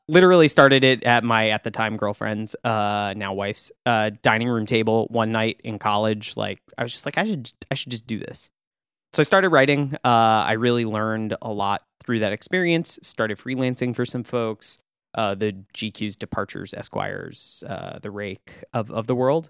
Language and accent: English; Austin, Texas, United States; moved away as an adult; also born or lived in Tewksbury, Massachusetts / Saint Louis / Chicago; I grew up in Austin, Texas